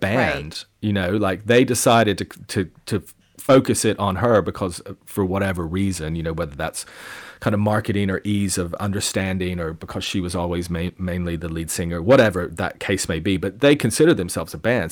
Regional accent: Bristol, Tennessee, United States; my hometown festival, in East Tennessee, the Bristol Rhythm and Roots Reunion Festival

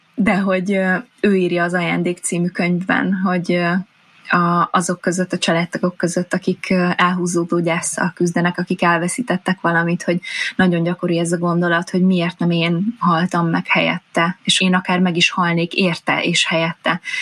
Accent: Hungary; vidéken nőttem fel, kisfaluból származom

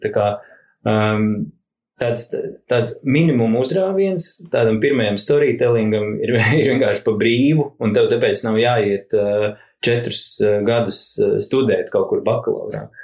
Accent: Rūjiena, Valmiera Municipality, Latvia; es esmu no Rūjienas um, un uh, uzaugu skarbījos 90.

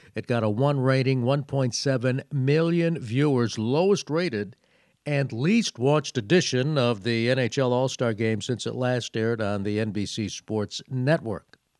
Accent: Connecticut, United States; My home state of Connecticut

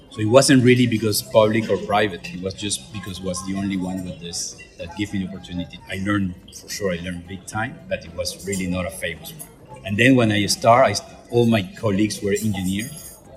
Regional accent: Venezuela; English is a second language; moved away; also born or lived in Caracas / Montreal

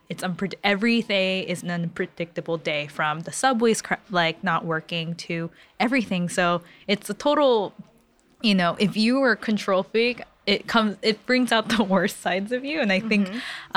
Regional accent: California, United States; I'm from California

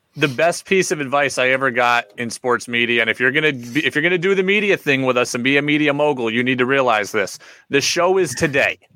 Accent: New York, United States; I grew up in New York State.

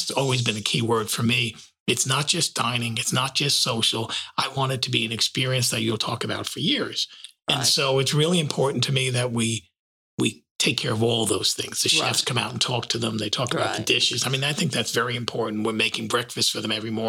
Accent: New York, United States; now in Dallas, United States; I was born and raised in New York, so it's kind of going back to home

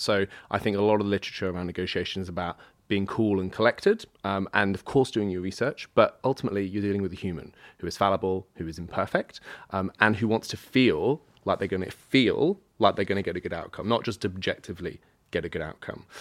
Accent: United Kingdom; I'm British

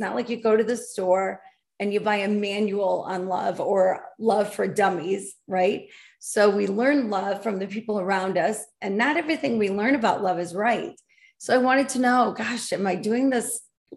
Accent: Grand Rapids, Michigan, United States; I was born and raised in Michigan, Grand Rapids, West Michigan area

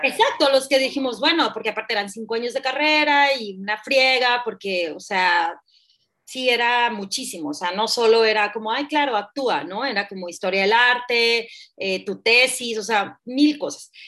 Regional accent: Hermosillo, Sonora, Mexico; also born or lived in Mexico City; yo soy de Sonora, de Hermosillo, Sonora, de hecho vivo acá

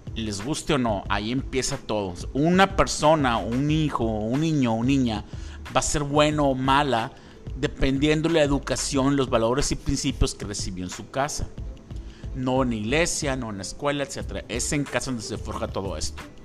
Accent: Mexico; como mexicanos

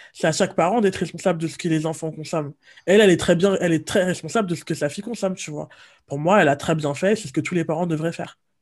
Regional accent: France; on est français

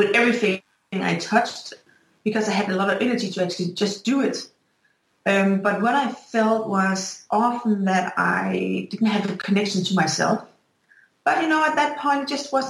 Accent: Denmark; I'm from Denmark

